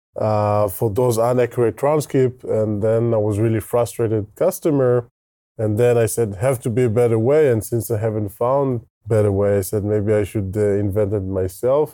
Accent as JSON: {"language": "English", "country": "Israel", "accent": "Israeli", "second_language": "English", "said": "You can hear my terrible Israeli accent"}